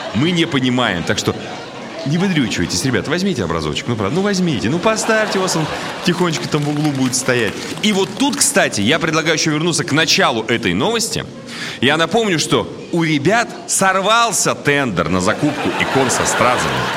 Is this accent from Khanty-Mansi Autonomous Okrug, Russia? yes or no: yes; Surgut, Khanty-Mansi Autonomous Okrug, Russia; now in Moscow, Russia; сам я из Сургута переехал в Москву